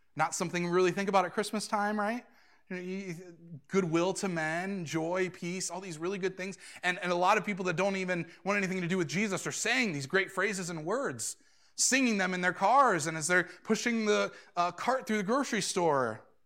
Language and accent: English; Suffield, United States; moved away as an adult; now in Lima; I've never really wanted to leave my own hometown. I, I really, you could probably look at the last few years before moving to Lima and see this man is doing everything he can to not leave the little township of Suffield